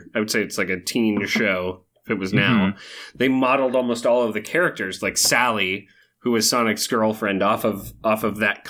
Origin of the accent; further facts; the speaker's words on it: Chico, California, United States; when I was growing up in Chico, California